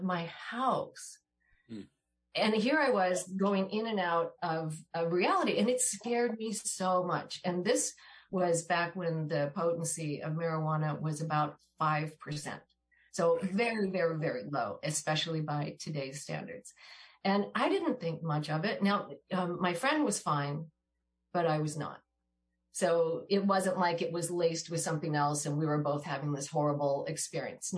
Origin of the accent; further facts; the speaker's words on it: Washington, United States; My brother and I grew up in Washington State.